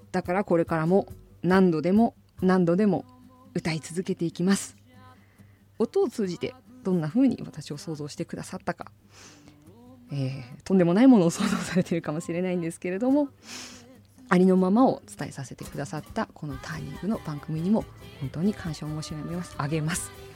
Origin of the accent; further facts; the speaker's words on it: Asahikawa, Hokkaido, Japan; 私は旭川というところ出身なんですけれども